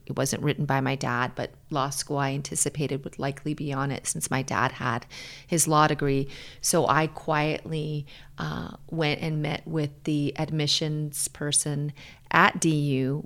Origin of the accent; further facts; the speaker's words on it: Hawaii, United States; moved away as an adult; now in Denver, United States; I grew up in Hawaii. A lot of people think I'm from Denver. I'm not. I'm from Hawaii.